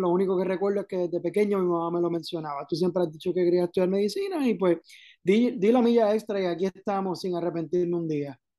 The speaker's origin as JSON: {"language": "Spanish", "town": "Caguas", "country": "Puerto Rico", "tie": "born or raised there", "also_born_or_lived": "Santurce", "moved": "as an adult", "lives_now": "Ponce, Puerto Rico", "said": "Pues yo originalmente soy de Cagua, Nací en Santurce, me crié en Caguas toda la vida"}